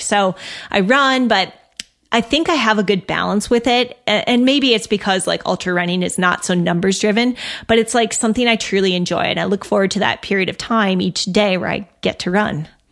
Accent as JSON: {"language": "English", "region": "Minnesota", "country": "United States", "said": "I'm from Minnesota."}